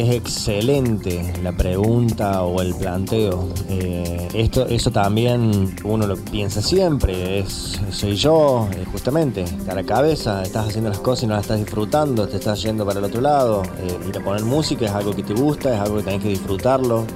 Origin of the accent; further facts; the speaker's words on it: Argentina; nosotros y más siendo argentinos y más siendo, no sé, del interior en mi caso